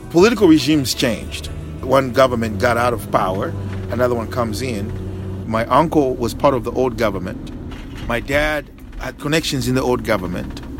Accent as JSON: {"language": "English", "country": "Zambia", "tie": "born or raised there", "moved": "yes"}